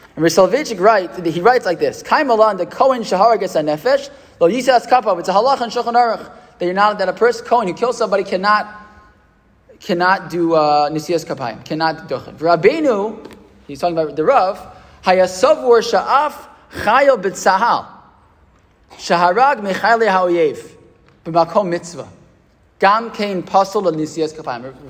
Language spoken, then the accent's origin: English; United States; born or raised there; also born or lived in Israel